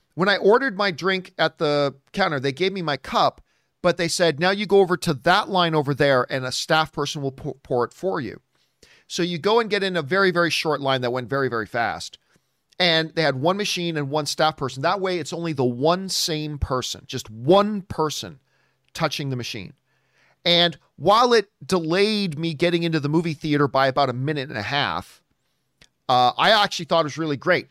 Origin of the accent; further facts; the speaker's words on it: Canada; I'm Canadian, and now I just married an American